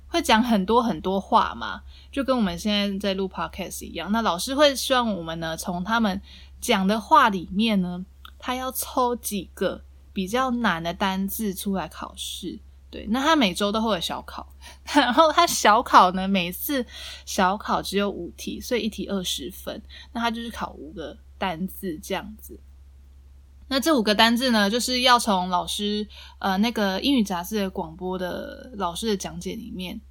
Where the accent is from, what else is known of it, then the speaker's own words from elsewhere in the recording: southern Taiwan, Taiwan; 因为我是南部人